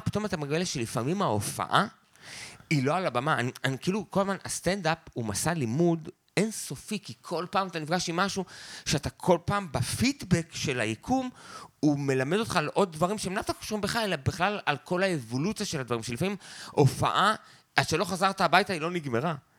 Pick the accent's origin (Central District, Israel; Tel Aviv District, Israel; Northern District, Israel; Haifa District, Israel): Northern District, Israel; Beit Zera; גדלתי איתו בקיבוץ, כאילו כילד חוץ